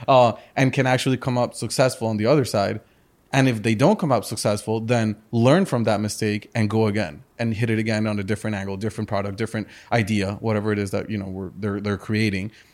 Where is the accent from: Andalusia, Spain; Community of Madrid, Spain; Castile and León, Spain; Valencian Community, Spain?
Community of Madrid, Spain; Madrid; also born or lived in Chicago, United States / Colombia; now in Miami, United States; I was born in Chicago. Uh, my parents are from Colombia and from the US. I grew up in Madrid, in Spain